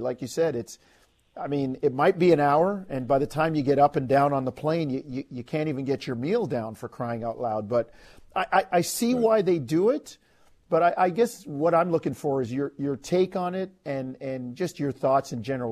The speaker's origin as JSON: {"language": "English", "town": "New York City", "region": "New York", "country": "United States", "tie": "born or raised there", "moved": "yes", "said": "I grew up in Queens, man."}